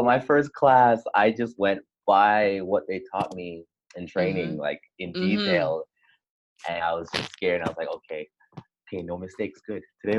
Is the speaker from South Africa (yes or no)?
no; Canada; moved away as an adult; also born or lived in Jamaica; now in South Korea; I was born in Jamaica, but I immigrated to Canada, where I live for most of my life.